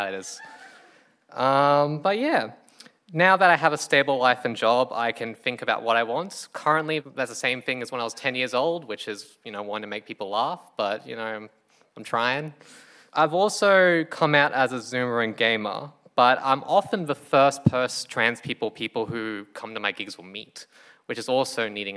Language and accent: English; Townsville, Queensland, Australia; moved away as an adult; now in Brisbane, Australia; I'm from Townsville.